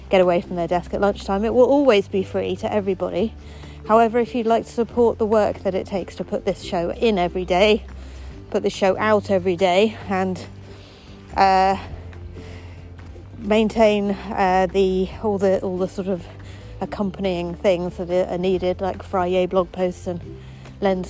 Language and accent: English; Eton, South East England, United Kingdom; I grew up in Eton College, the poshest school in the world